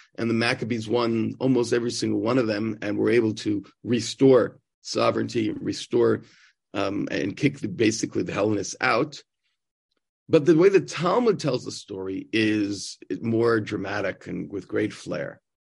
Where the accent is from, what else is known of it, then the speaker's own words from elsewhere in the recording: New York, United States; moved away as an adult; now in Israel; growing up in New York and being a Mets fan